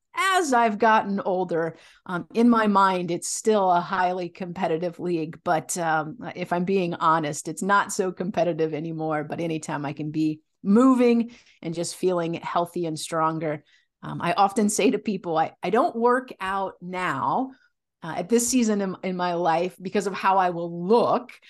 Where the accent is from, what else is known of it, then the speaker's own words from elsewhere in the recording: Illinois, United States; I grew up in the Midwest, mostly in Illinois. My family moved around a little bit